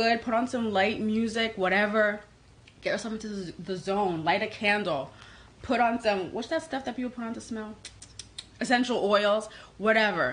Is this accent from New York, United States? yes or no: yes; New York, United States; I am a New Yorker born and raised